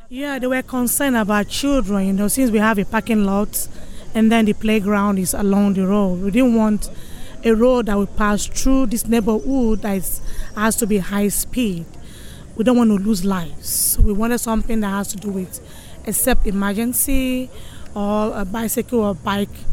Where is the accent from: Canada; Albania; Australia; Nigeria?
Nigeria; now in Bayview; I'm from originally from Nigeria, Africa.